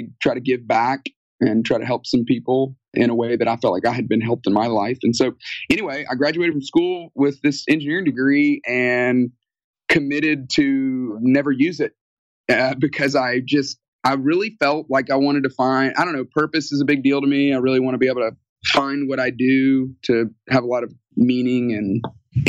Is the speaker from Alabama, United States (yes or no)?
yes; Tuscaloosa, Alabama, United States; moved away as an adult; also born or lived in Atlanta, Georgia; I grew up in Alabama, Tuscaloosa, Alabama, home of the University of Alabama